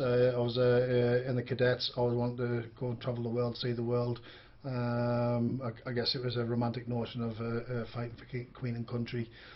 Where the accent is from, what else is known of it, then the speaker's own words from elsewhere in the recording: Birmingham, West Midlands, United Kingdom; also born or lived in Northern Ireland; Yeah, I was born in Birmingham in 1970. I was put in my first home at the age of three.